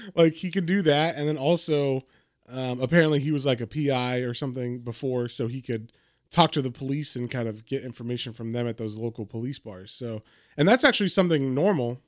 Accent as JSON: {"language": "English", "country": "United States", "said": "as an American"}